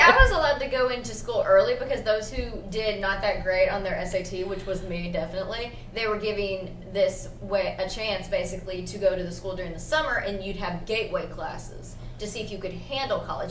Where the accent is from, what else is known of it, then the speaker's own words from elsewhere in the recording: the South, United States; accent: southern; my southern accent